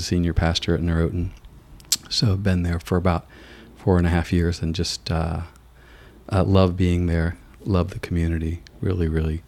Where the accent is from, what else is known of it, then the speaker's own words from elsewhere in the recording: the Midwest, rural Ohio, United States; moved away as an adult; also born or lived in Kentucky; now in Darien, United States; We came from the Midwest and from very, very rural Ohio to Darien, Connecticut